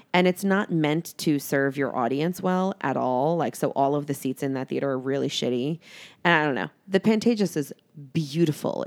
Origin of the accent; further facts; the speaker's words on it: New York, United States; moved away; I am from New York. I go home to New York quite often